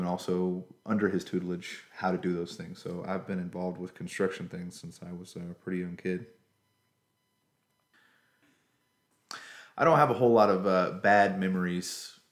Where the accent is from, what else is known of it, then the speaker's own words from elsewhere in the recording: Griffin, Georgia, United States; also born or lived in Pike County, Georgia / Covington, Georgia; born in Spalding County, Georgia, Griffin. Raised more or less in the Griffin area. We did move when I was in my early teenage years to Pike County, Georgia